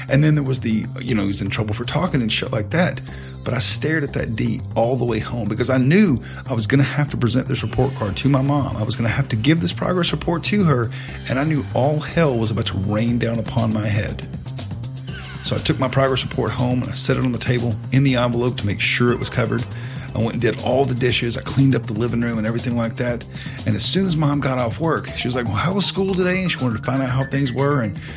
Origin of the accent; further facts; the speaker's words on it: the South, United States; growing up in the South, I had a very healthy respect for my mom and dad